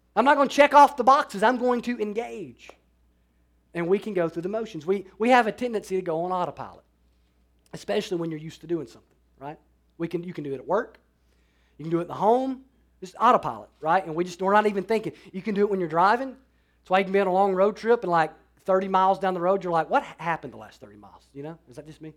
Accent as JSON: {"language": "English", "region": "Alabama", "country": "United States", "said": "I'm from Alabama"}